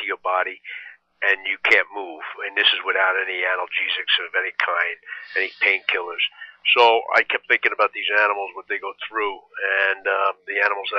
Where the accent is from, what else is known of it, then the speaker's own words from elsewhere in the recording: New Jersey, United States; moved away; also born or lived in Brooklyn, New York; I was originally from Brooklyn. And grew up a lot, most of my time in Jersey